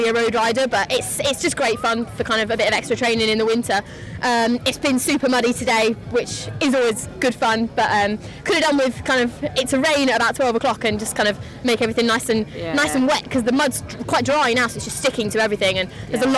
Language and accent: English; Lincolnshire, East Midlands, United Kingdom; I'm from Lincolnshire